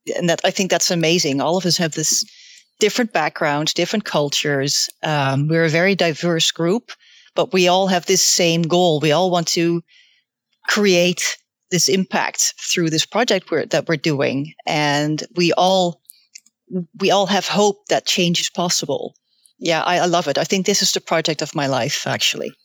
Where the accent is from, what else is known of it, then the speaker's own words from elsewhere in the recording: Netherlands; I'm from the Netherlands